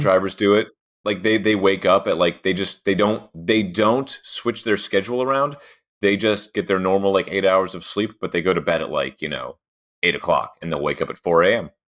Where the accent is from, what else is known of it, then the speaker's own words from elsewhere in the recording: Pittsburgh, Pennsylvania, United States; I'm from Pittsburgh. We are sometimes described as drunk Canadians with a mouthful of loose change